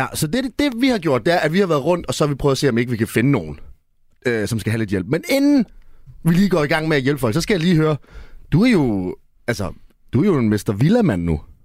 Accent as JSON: {"language": "Danish", "town": "Esbjerg", "region": "Southern Denmark", "country": "Denmark", "said": "jeg er jo fra Esbjerg"}